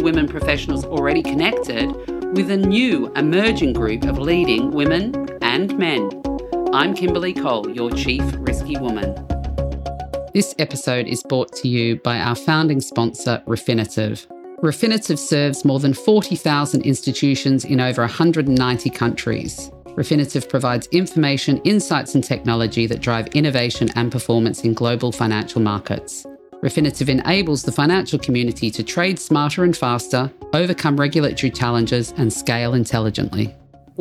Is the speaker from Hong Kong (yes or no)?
yes; Hong Kong; my hometown in Hong Kong